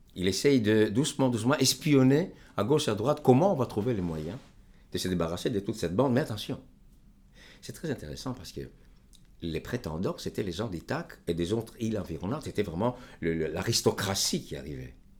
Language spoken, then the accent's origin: French; Greece; moved away as an adult; je suis grec. Et euh, je me suis éloigné de mon pays depuis maintenant, depuis 1968